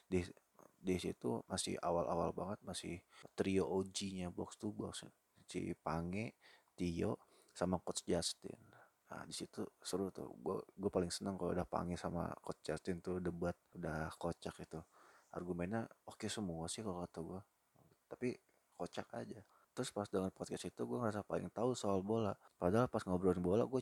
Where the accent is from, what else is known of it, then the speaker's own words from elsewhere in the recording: Bekasi, West Java, Indonesia; sebagai penduduk kota Bekasi, ini gue orang Bekasi yang kerja di Jakarta